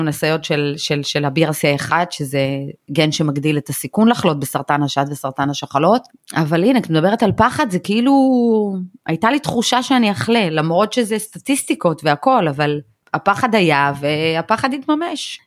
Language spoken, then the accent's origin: Hebrew; Belarus; now in Israel; אני מבלרוס, אבל פעם היינו, כאילו, בישראל כולם קוראים לנו רוסים